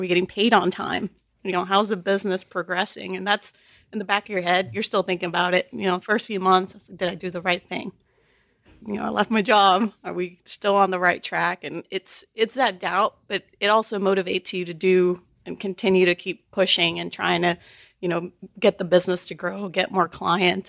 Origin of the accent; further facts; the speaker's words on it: Chicago, Illinois, United States; also born or lived in Texas; now in Houston, United States; I grew up in Chicago.